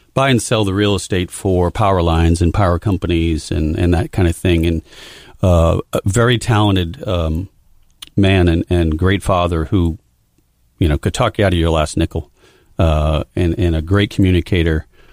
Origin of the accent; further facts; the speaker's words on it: Amesbury, Massachusetts, United States; Growing up in a small town, very small town called Amesbury, Massachusetts